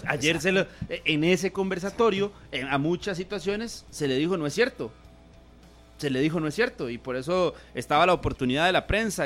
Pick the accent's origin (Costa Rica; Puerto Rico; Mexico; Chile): Costa Rica